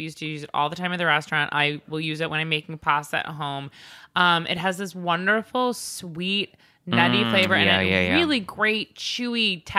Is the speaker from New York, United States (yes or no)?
yes; New York City, New York, United States; I'm from New York City.